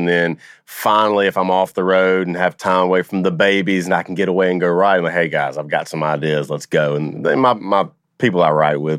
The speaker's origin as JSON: {"language": "English", "region": "Louisiana", "country": "United States", "said": "I'm from Louisiana."}